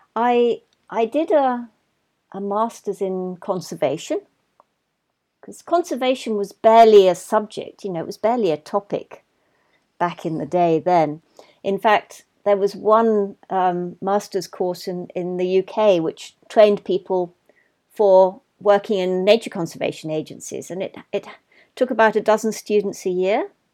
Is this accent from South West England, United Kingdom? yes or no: no; London, United Kingdom; I was brought up in London